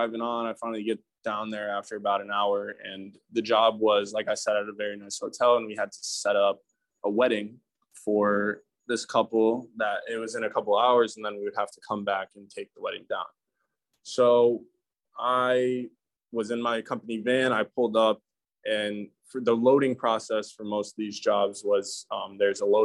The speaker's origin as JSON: {"language": "English", "region": "New York", "country": "United States", "said": "I'm from New York"}